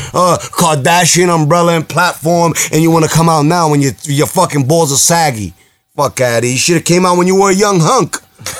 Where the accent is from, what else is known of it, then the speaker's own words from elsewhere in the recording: New York City, New York, United States; I'm Puerto Rican and Dominican, right? And I grew up in the Bronx